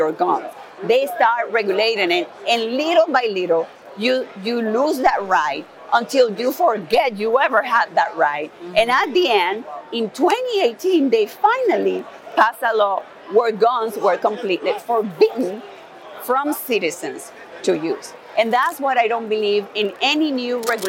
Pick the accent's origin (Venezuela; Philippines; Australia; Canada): Venezuela; Maracaibo, Zulia; moved away as an adult; also born or lived in North Carolina / Tennessee; now in Houston, United States; I was born and raised in Venezuela.